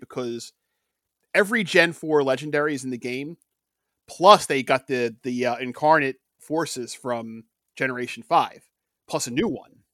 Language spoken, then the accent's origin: English; Philadelphia, Pennsylvania, United States; we grew up in Philadelphia